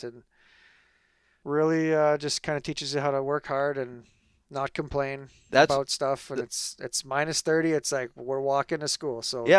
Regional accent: Lanigan, Saskatchewan, Canada; Lanigan, Saskatchewan.

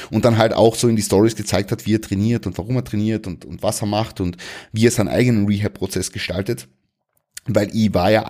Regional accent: Klagenfurt, Carinthia, Austria; habe einen McFit angemeldet in Klagenfurt also in meiner Heimatstadt in Kärnten

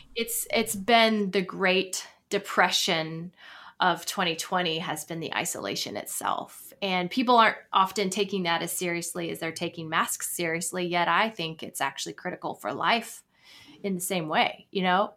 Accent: Florida, United States; moved away as an adult; also born or lived in Virginia / Atlanta / New York City; now in Nashville, United States; I was born in Florida and lived there most of my life, my, my adolescence until eighteen

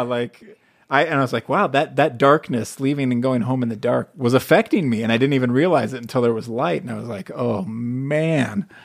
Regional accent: United States; also born or lived in Hawaii / Las Vegas, Nevada; now in Utah, United States; I grew up in, in Southern California and Hawaii

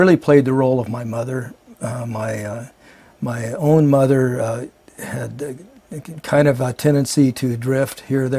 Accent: Fort Morgan, Colorado, United States; moved away; also born or lived in Denver, Colorado / Fortuna, California; I was born in Denver, Colorado, and my childhood years were spent on a little ranch outside of Fort Morgan, Colorado.

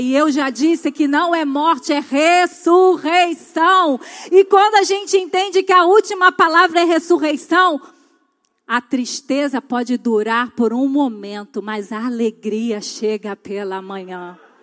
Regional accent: São Gonçalo, Rio de Janeiro, Brazil; now in Itaboraí, Brazil; A minha infância eu passei em São Gonçalo.

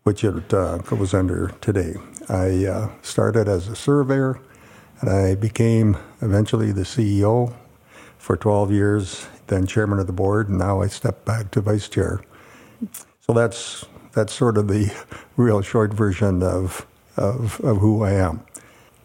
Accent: Winnipeg, Manitoba, Canada; I was born in Winnipeg, Manitoba, Canada

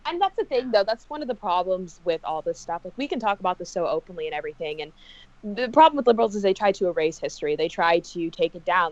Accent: Texas, United States; I was born and raised here

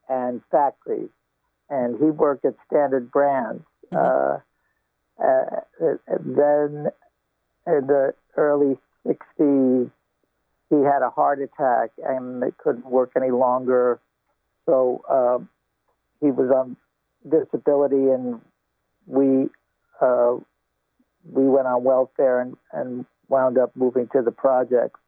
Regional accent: Hoboken, New Jersey, United States; moved away as an adult; also born or lived in New York / Los Angeles; I grew up in Hoboken, New Jersey

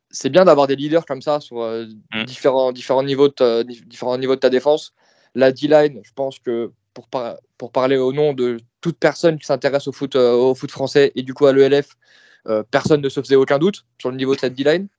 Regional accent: France; en tant que Français

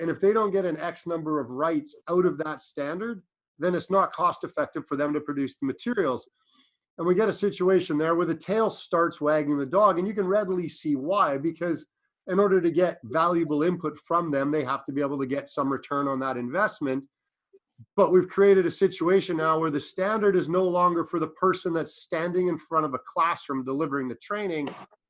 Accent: Ontario, Canada; now in British Columbia, Canada; I work in BC. I'm up from Ontario.

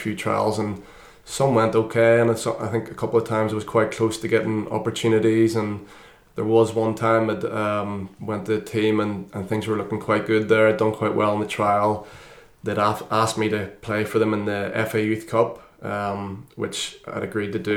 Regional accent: Northern Ireland, United Kingdom; I grew up in Northern Ireland

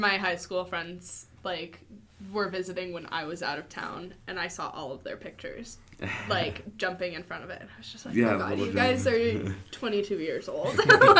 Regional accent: Newport Beach, California, United States; I grew up in Newport Beach, California

